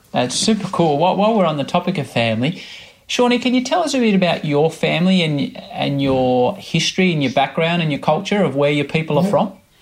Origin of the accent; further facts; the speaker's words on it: Australia; as an Australian